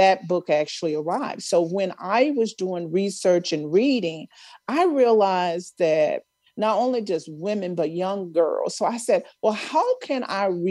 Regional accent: Mound Bayou, Mississippi, United States; moved away; I grew up in Mount Bayou, Mississippi, which is a historically Black town

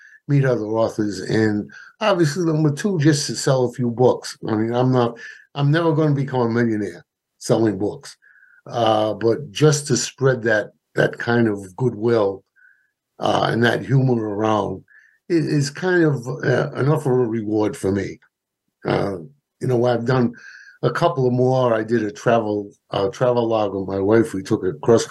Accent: Providence, Rhode Island, United States; now in North Providence, United States; I was born in Providence, actually South Providence, and lived there most of my life. I moved up here to North Providence when I got married

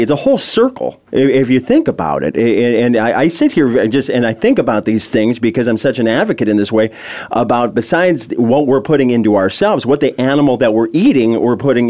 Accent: Southern California, United States; I was actually born and raised in Southern California

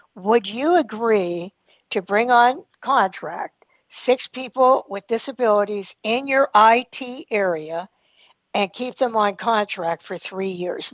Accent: New Galilee, Pennsylvania, United States; moved away as an adult; also born or lived in New Castle, Pennsylvania; I grew up in New Galilee

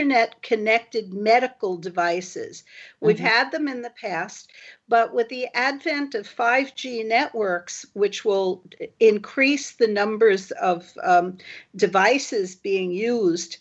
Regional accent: United States; also born or lived in Japan; now in Singapore; And I'm an American.

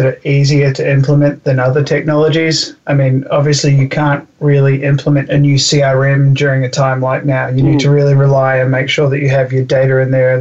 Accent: New Zealand; I'm from New Zealand

